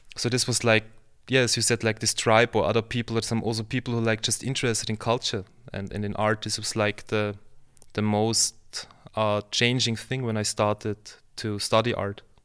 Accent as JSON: {"language": "English", "region": "Vienna", "country": "Austria", "tie": "born or raised there", "also_born_or_lived": "Lower Austria", "said": "I'm from Vienna, so I was born in Vienna, and I kind of, since then I live and work in Vienna and Lower Austria"}